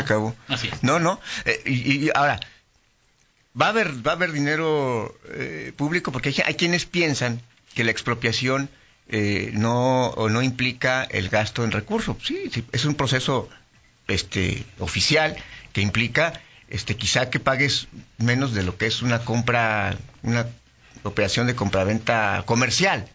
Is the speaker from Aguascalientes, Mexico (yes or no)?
no; León, Guanajuato, Mexico; como leonés